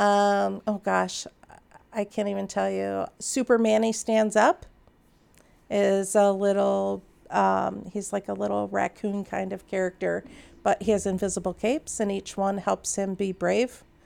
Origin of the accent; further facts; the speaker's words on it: Naperville, Illinois, United States; I grew up in Naperville